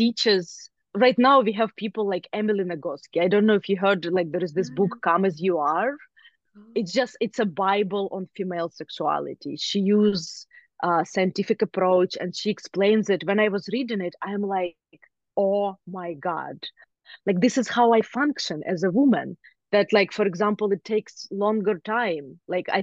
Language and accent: English; Ukraine; moved away; I grew up in Ukraine